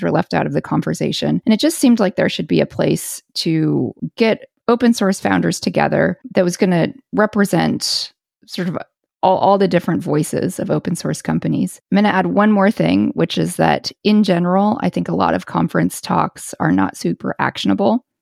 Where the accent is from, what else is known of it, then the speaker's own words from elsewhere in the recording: United States; now in Paris, France; I am an American and I do live in Paris